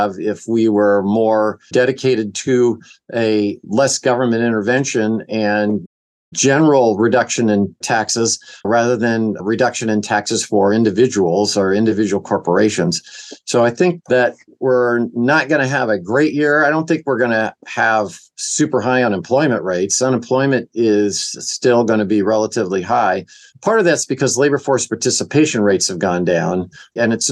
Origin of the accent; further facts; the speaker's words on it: Fresno, California, United States; I grew up in Fresno, California